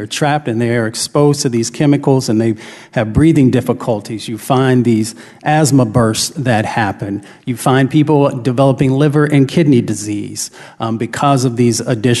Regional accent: Appalachia, United States; I come from Appalachia.

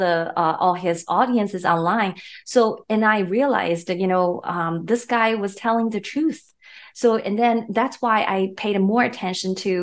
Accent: China; moved away as an adult; now in Canada; I'm a Canadian citizen. I basically immigrated to Canada almost 20 years ago from mainland China.

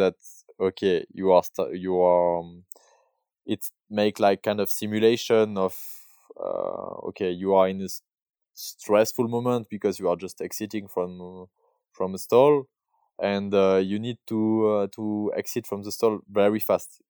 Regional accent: Barcelonnette, Provence-Alpes-Côte d'Azur, France; English is a second language; now in Verbier, Switzerland; I was born in, uh, in south of France. Uh, I grew up in Barcelonette

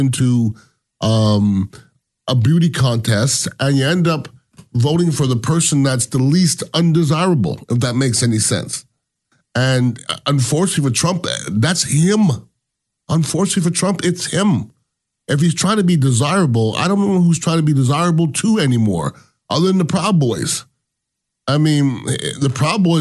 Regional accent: United States; I am American

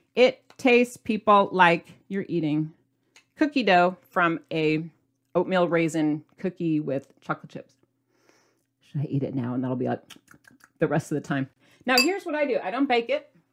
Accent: Midwest, United States; I'm from the Midwest

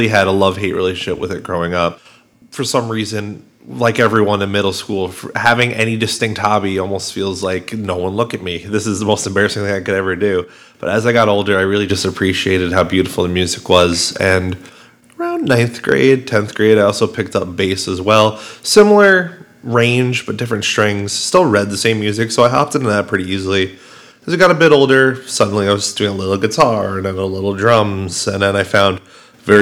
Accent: West Islip, New York, United States; also born or lived in Brentwood, New York; I grew up a lot in that house, so despite being from West Islip, I've had a lot of time in Brentwood through my life

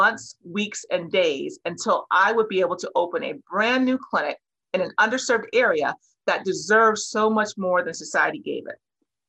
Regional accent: Cincinnati, Ohio, United States; I grew up in Cincinnati, Ohio, but spent my early years as a clinician on Chicago's South Side in the Bronzeville and South Shore neighborhoods.

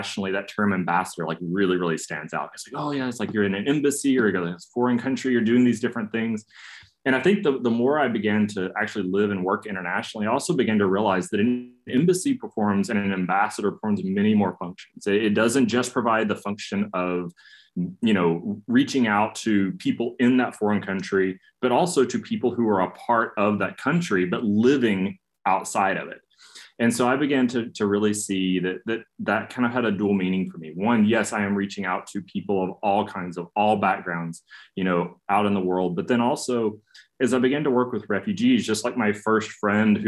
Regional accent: East Tennessee, United States; moved away; I grew up in a small town in East Tennessee, a very monocultural setting.

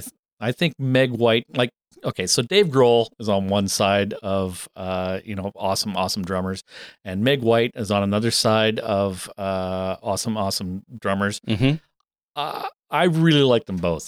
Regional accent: Canada; I'm a fucked up Canadian who doesn't watch hockey

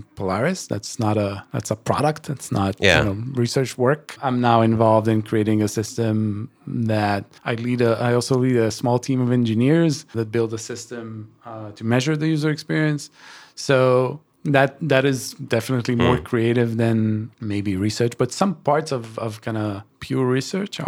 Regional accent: Israel; moved away as an adult; I'm originally from Israel, and I relocated almost 12 years ago

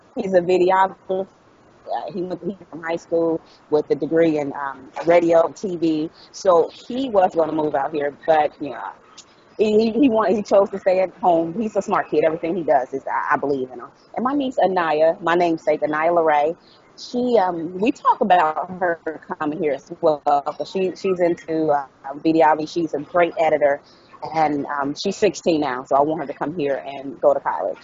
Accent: Dayton, Ohio, United States; moved away as an adult; also born or lived in Dallas, Texas / Hollywood, California; I'm from Dayton, Ohio, and I, I I lived there for the first 29 years of my life

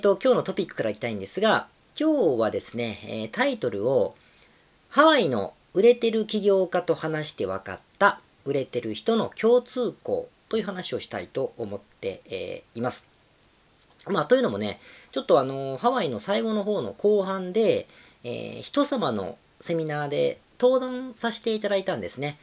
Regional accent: Japan; 今回はもう日本に帰ってきてるので、自分の地元で、えー、収録してお届け

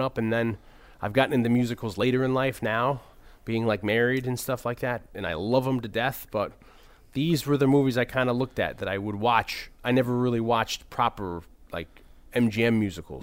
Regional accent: New Haven, Connecticut, United States; I grew up in the New Haven area

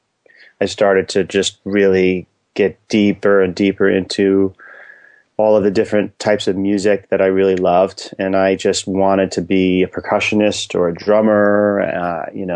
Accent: New York City, New York, United States; moved away; also born or lived in New Jersey; I grew up in Inwood, which is like around 200th Street and Broadway, very tip of Manhattan

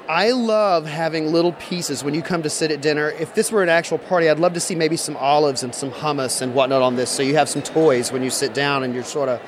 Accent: the South, United States; I'm from the South, so we do a lot of debutantes

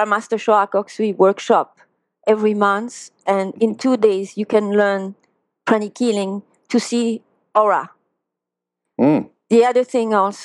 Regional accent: France; English is a second language; now in United States; with my accent that I'm from France, from Europe

